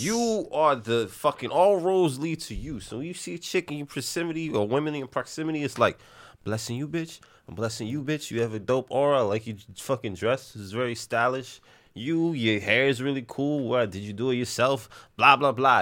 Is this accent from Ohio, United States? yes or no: no; New York City, New York, United States; we grew up in Little Italy, in the Bronx